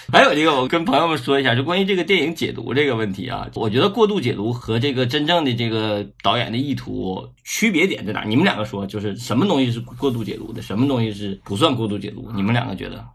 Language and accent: Chinese; Northeast China, China; accent: Northeastern; 我们东北话叫游街嘛